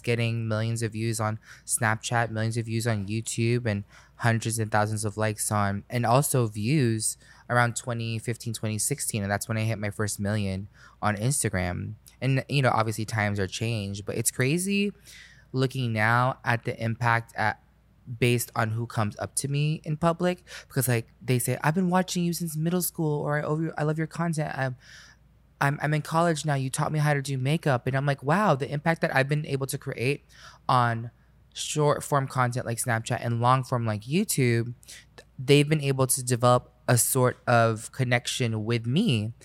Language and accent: English; Orlando, Florida, United States; when I grew up in Orlando, I grew up on five acres